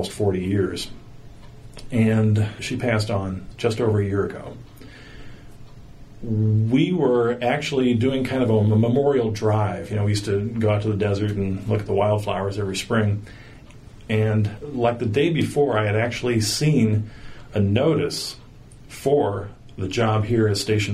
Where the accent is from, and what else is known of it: Fallbrook, California, United States; born or raised there